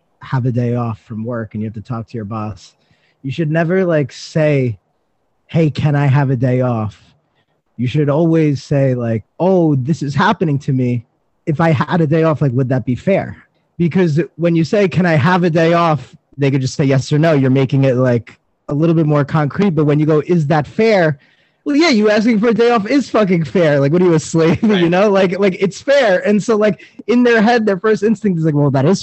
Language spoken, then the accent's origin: English; New York City, New York, United States; I'm from Staten Island